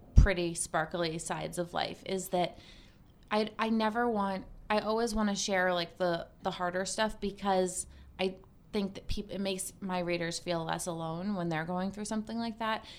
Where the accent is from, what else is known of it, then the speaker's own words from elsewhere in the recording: Cape Cod, Massachusetts, United States; moved away; I'm originally from Cape Cod, Massachusetts.